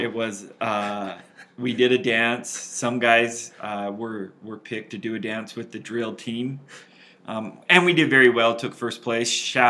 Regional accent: Utah, United States; I have grown up in Utah my whole life

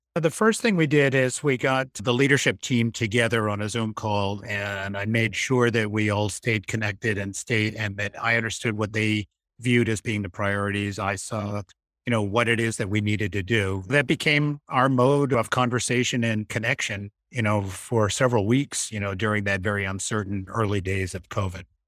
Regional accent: Massachusetts, United States; moved away as an adult; also born or lived in Boston; now in Maine, United States; I grew up in Massachusetts, but I have lots of roots in Maine

